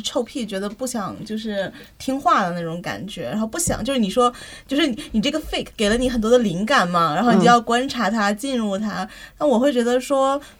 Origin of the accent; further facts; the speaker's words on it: Northeast China, China; moved away; 作为一个东北人，有很多话要说，就是就是因为就是因为也在外面读书很很久，然后又工作